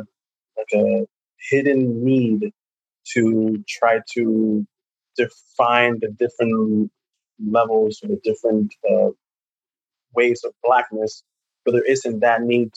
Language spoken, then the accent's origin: English; New York City, New York, United States; growing up in Washington Heights, you grew up believing that Dominican was a race.